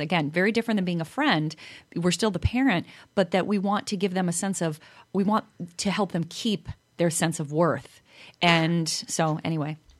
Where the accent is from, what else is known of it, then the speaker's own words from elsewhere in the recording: Chicago, Illinois, United States; being from Chicago, I think I don't have an accent